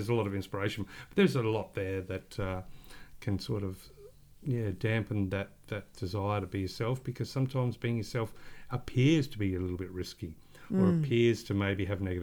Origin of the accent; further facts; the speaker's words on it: Australia; we are just Australian